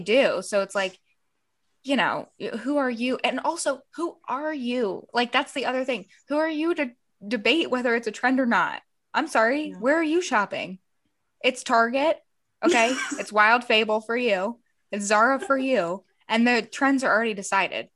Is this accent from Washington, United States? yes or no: no; Columbus, Ohio, United States; moved away as an adult; also born or lived in Florida; now in Los Angeles, United States; I, I grew up in Ohio and then moved to Florida and then moved back to Ohio.